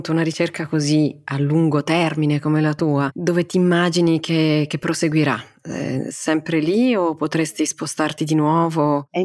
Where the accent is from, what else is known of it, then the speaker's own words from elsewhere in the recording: Rome, Lazio, Italy; moved away as an adult; now in Norwich, United Kingdom; Sì, sono nata e cresciuta a Roma.